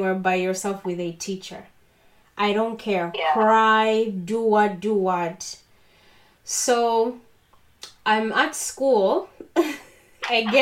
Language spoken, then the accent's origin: English; Uganda; I grew up in Uganda